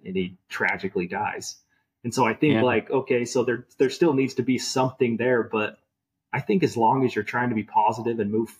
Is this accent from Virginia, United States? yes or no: no; Utah, United States; I grew up watching the Jazz growing up in Utah, right?